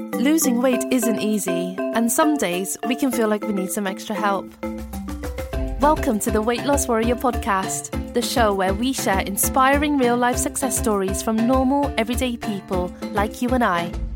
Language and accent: English; Essex, East of England, United Kingdom; the area of the UK that I'm from, Essex, just outside of London